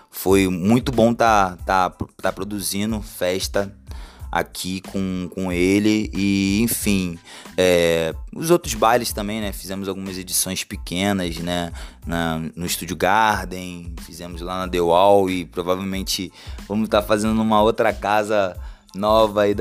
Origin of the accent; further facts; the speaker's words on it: Rio de Janeiro, Brazil; now in Belém, Brazil; sou carioca, tô há dois anos em Belém, desenvolvendo diversos trabalhos